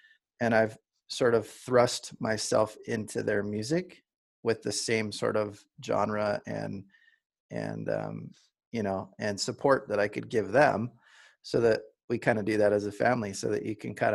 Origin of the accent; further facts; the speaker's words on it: Southern California, United States; I grew up in SoCal surfing all the time